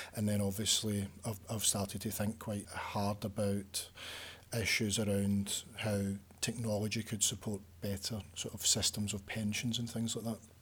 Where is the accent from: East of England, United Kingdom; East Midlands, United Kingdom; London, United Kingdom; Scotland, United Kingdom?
Scotland, United Kingdom; Glasgow; moved away as an adult; now in Leeds, United Kingdom; I'm from Glasgow